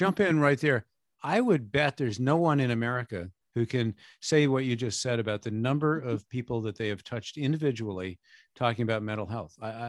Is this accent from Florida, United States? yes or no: no; Newport, New Hampshire, United States; my hometown of Newport, New Hampshire.